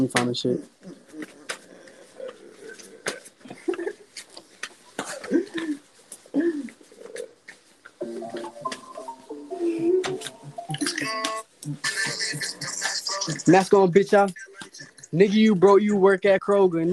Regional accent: New York, United States; now in South Carolina, United States; I'm originally from New York, but goddamn, I moved down here a minute ago

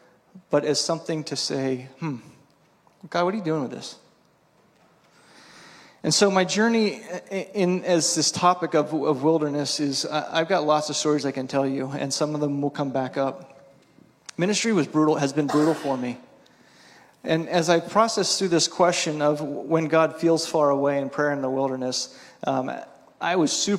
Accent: East Coast, United States; I grew up on the East Coast, and the East Coast is way more, you follow these steps.

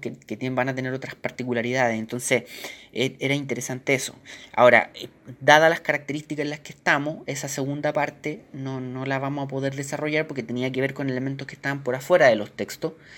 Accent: Chile; nosotros como chilenos

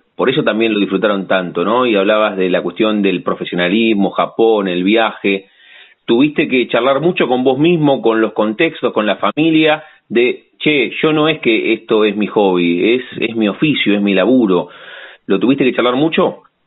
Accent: La Plata, Buenos Aires Province, Argentina; sentimos eso los platenses, tenemos eso

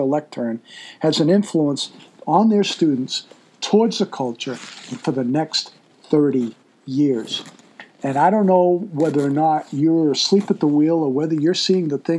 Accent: Massachusetts, United States; moved away; I'm originally from Massachusetts

